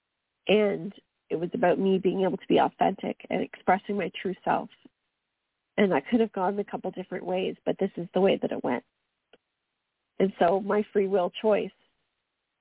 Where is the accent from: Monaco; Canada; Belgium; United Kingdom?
Canada; accent: Canadian; my Canadian accent